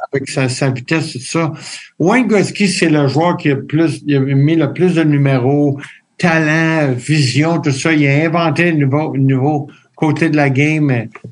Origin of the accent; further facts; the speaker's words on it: Quebec, Canada; now in Los Angeles, United States; quand on est québécois